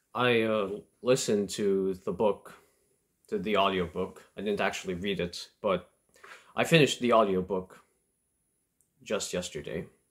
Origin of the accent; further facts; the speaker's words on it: Canada; I'm a Canadian